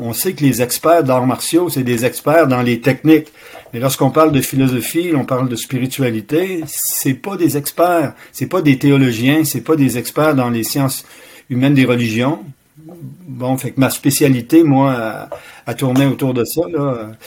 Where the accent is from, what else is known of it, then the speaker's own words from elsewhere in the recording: Quebec City, Quebec, Canada; also born or lived in Sherbrooke; Je suis natif de la ville de Québec